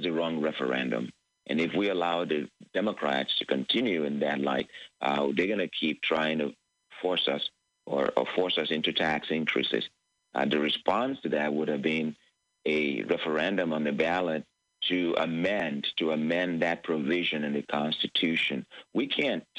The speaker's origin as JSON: {"language": "English", "region": "Lagos", "country": "Nigeria", "tie": "born or raised there", "moved": "as an adult", "lives_now": "United States", "said": "I was born in Lagos, Nigeria, and I grew up under a dictatorship"}